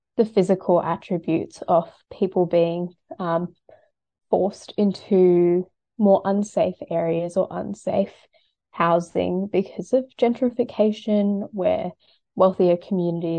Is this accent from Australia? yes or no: yes; Sydney, New South Wales, Australia; I grew up in Western Sydney